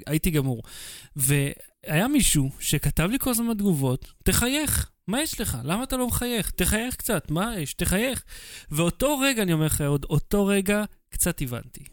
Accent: Israel

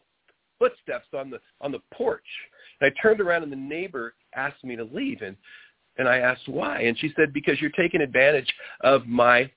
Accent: Oregon, United States; moved away as an adult; now in California, United States; I grew up in Oregon

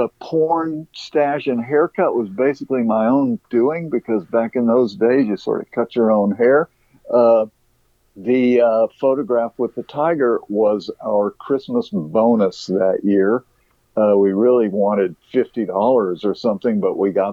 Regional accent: Dallas, Texas, United States; I grew up in Dallas, Texas

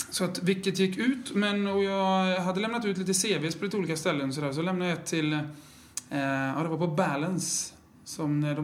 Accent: Skövde, Västra Götaland, Sweden; also born or lived in Umeå; now in Hudiksvall, Sweden; born and raised in Skövde.

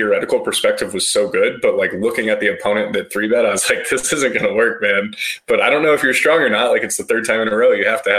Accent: Colorado, United States; I grew up in Colorado

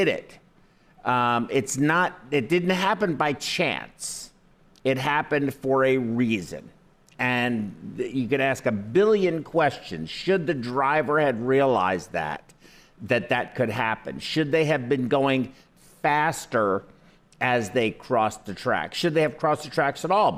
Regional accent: United States; I was born in the United States

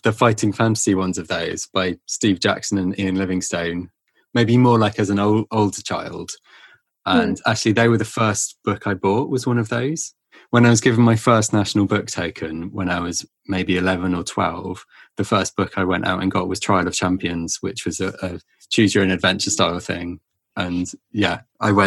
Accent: Cornwall, South West England, United Kingdom; growing up in Cornwall.

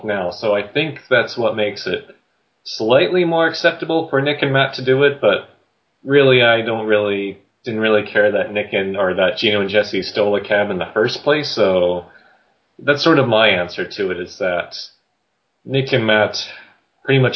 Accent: Canada; growing up in Canada

